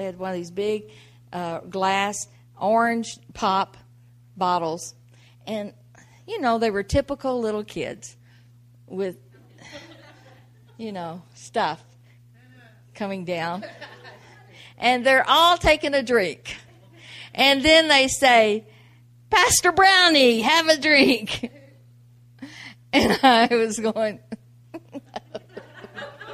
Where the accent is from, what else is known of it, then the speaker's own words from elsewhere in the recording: the South, United States; I grew up in the South